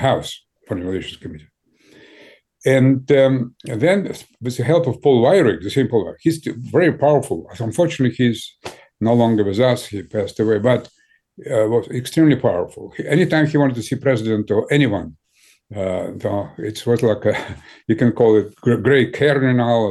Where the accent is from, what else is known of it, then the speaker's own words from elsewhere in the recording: Ukraine; English is a second language; also born or lived in Moscow, Russia; now in United States; I was born in Ukraine